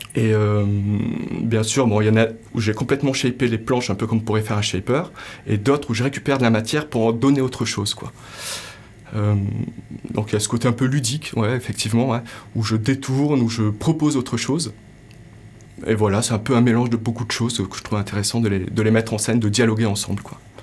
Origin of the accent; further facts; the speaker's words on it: Morocco; j'ai grandi au Maroc